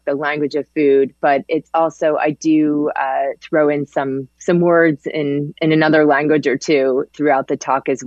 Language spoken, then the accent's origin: English; Connecticut, United States; also born or lived in Manhattan, New York; I was born in Manhattan, but I grew up in Connecticut